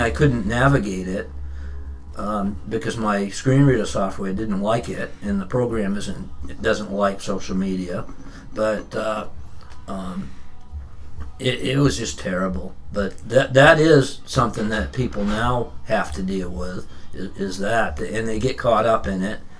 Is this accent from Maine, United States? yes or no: yes; Standish, Maine, United States; also born or lived in Raymond, Maine / Westbrook, Maine; I grew up in Standish in the in the wintertime. I grew up in Raymond in in, in the summertime.